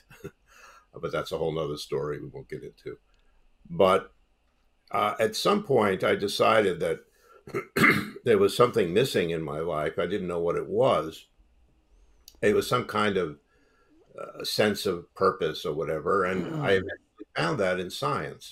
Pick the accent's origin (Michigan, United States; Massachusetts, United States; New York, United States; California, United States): New York, United States; New York City; I grew up in Brooklyn, New York, where everyone was either Catholic or Jewish.